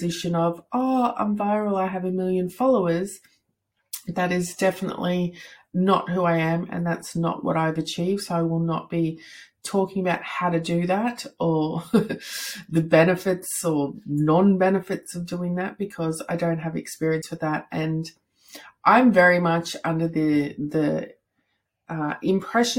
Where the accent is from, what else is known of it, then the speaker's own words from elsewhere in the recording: Australia; I am from Australia